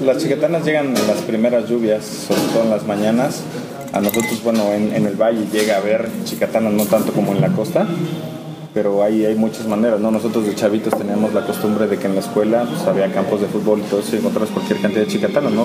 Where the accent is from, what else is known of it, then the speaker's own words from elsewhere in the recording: Oaxaca, Mexico; also born or lived in Ocotlán de Morelos; yo nací en Oaxaca, yo nací en Ocotlán de Morelos, en un pueblito aquí en los valles centrales